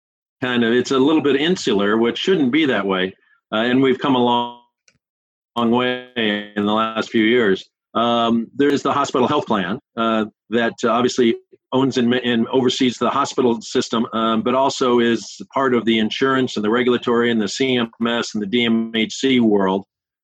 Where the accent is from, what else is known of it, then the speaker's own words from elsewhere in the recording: Pasadena, California, United States; I'm a local guy. I grew up in Pasadena, and so out of my office at Kaiser Permanente here in Pasadena, I can see the house I was born in, the church I was baptized in, my junior high school, my high school, and through a few trees, I can see the house I live in today.